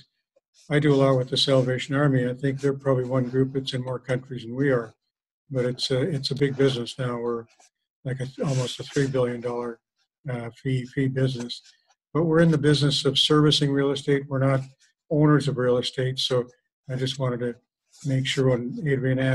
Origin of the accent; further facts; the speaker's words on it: Kamloops, British Columbia, Canada; I grew up in Kamloops. I was born and raised in Kamloops